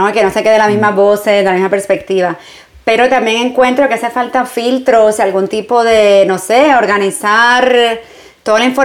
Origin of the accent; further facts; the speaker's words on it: New York, United States; mi juventud es como, no sé, la ciudad, todo el mundo dice, wow, Nueva York, como tan grande.